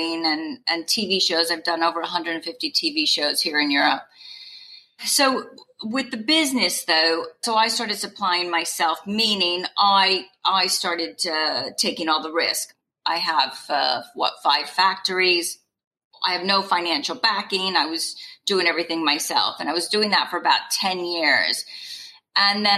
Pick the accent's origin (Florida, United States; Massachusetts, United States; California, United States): California, United States; moved away as an adult; also born or lived in New York / England; now in United Kingdom; I'm from California